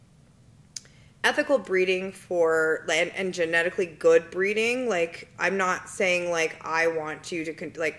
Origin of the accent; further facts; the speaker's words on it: Albuquerque, New Mexico, United States; I'm from Albuquerque, New Mexico